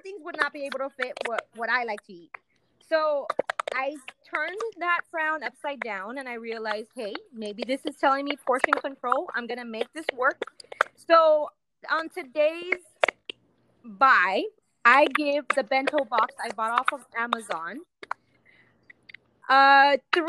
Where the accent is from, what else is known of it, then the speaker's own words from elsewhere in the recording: Texas, United States; we're from Texas